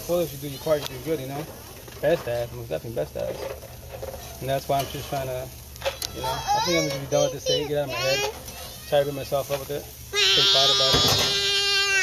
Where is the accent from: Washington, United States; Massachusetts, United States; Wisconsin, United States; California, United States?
Washington, United States; Yakima Valley, Eastern; also born or lived in Seattle; I'm from Eastern Washington, Yakima Valley